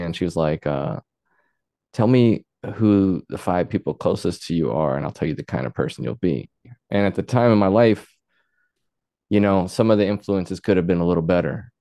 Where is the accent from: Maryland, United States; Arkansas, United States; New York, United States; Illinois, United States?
Arkansas, United States; Luxora; I grew up there where I started on music